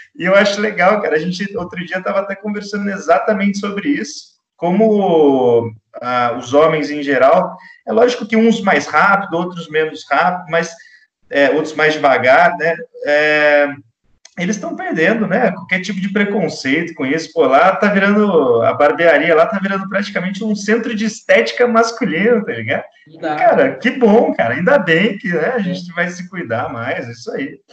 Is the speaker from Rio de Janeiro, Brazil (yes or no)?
no; São Paulo, Brazil; a gente é aqui de São José